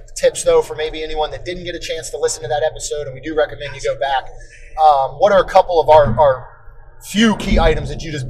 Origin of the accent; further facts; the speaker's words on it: Maryland, United States; moved away; Growing up in Maryland, you'd get some humidity and stuff